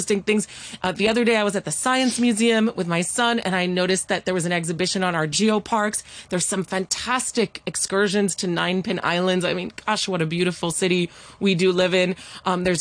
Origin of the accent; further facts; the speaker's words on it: Hong Kong; I grew up in Hong Kong